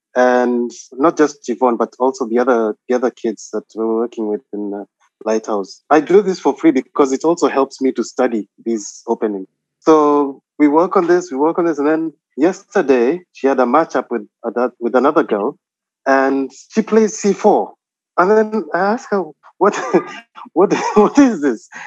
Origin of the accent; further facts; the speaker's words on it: Nairobi, Kenya; moved away as an adult; also born or lived in Eldoret, Kenya / Mombasa, Kenya; now in Qatar; I was born in Nairobi, and then uh, I went to high school in Nairobi